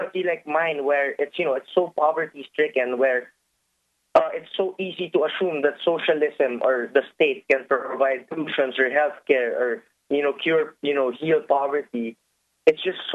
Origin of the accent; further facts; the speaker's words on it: Philippines; I'm from the Philippines